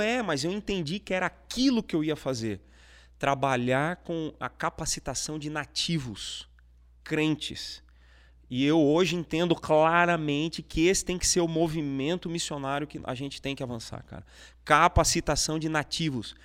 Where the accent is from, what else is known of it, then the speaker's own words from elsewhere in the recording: Cuiabá, Mato Grosso, Brazil; lá em Cuiabá, no Mato Grosso, é onde eu nasci. É, então eu tive minha infância toda na, na igreja